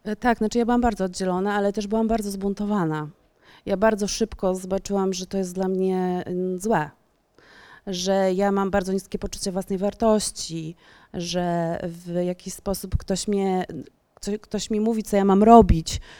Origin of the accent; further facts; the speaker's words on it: Warsaw, Masovian Voivodeship, Poland; wychowywałam się na Ursnowie w Warszawie